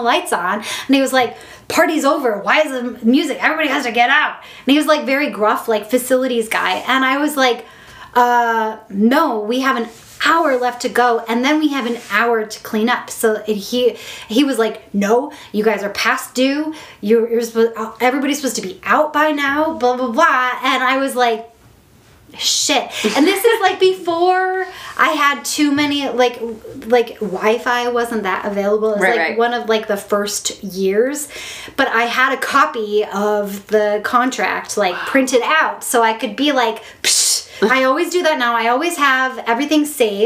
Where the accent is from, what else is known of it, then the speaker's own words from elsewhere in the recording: Midwest, United States; I'm here like from the Midwest